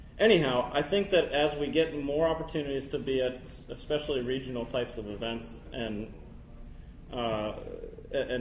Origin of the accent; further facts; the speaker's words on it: Fairfax, Virginia, United States; I'm from here. I was born in Fairfax